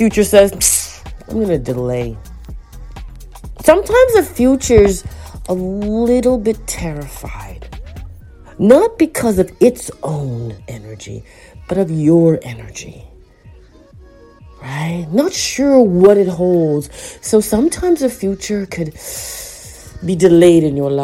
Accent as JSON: {"language": "English", "town": "Toronto", "region": "Ontario", "country": "Canada", "tie": "born or raised there", "said": "as a Torontonian Scarborough child"}